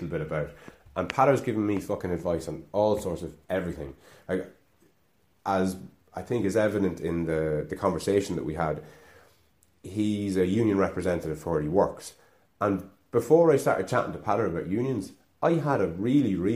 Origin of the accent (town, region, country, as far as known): Ireland; accent: Irish